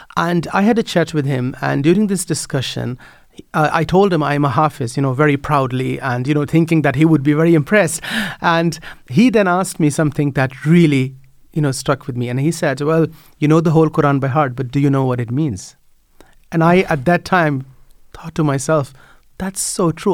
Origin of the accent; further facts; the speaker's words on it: Netherlands; moved away as an adult; now in Ireland; I grew up in the Netherlands